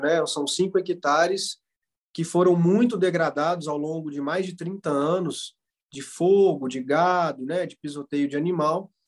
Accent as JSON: {"language": "Portuguese", "town": "Florestal", "region": "Minas Gerais", "country": "Brazil", "tie": "born or raised there", "also_born_or_lived": "Viçosa", "said": "sou natural aqui do município de Florestal, Minas Gerais"}